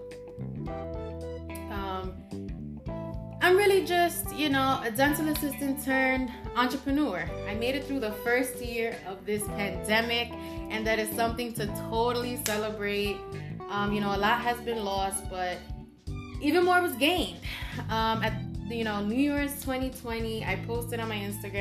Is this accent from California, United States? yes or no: no; New York City, New York, United States; I grew up on Spofford Avenue, and it was across the street from a Spofford Juvenile Detention Center